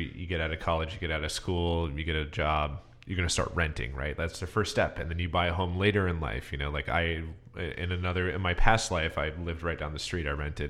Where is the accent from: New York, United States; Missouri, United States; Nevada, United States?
New York, United States; Long Island; moved away; I'm from Long Island, New York. And so is my whole family.